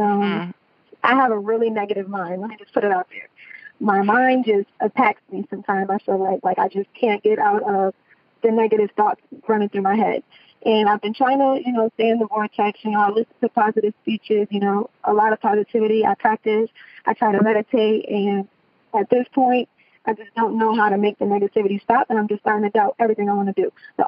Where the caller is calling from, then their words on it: Ocala, Florida, United States; I'm calling in from Ocala, Florida.